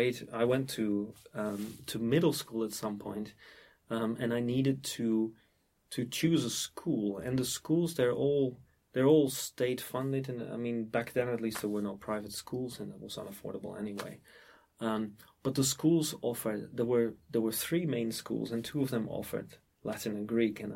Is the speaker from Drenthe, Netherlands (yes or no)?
yes; Emmen, Drenthe, Netherlands; my hometown is called Emmen, which is a small town or a provincial town, in the province of Drenthe in the Netherlands